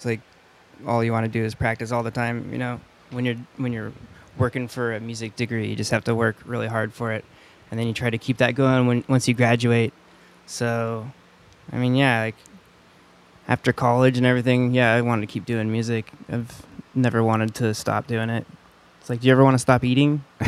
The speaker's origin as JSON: {"language": "English", "town": "West Linn", "region": "Oregon", "country": "United States", "tie": "born or raised there", "said": "Yeah, I'm from West Lynn."}